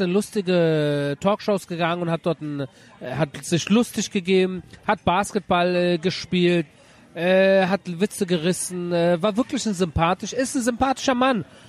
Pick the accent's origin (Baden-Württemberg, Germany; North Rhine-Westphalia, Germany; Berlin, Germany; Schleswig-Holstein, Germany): Berlin, Germany; also born or lived in Göttingen; now in Tel Aviv, Israel; ich bin einer gewesen, der in Berlin geboren, also in Göttingen, aber mit drei nach Berlin in Berlin groß geworden